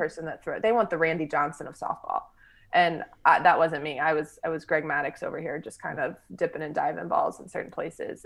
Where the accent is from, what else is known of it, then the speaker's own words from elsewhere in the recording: Texas, United States; I grew up here in Texas